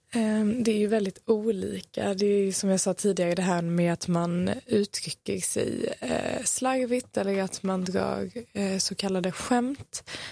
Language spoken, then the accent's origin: Swedish; Malmö, Skåne, Sweden; jag är ifrån Malmö, växt här